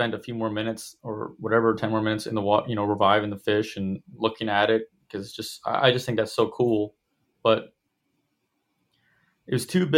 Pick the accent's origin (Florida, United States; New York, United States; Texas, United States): Florida, United States; growing up in Florida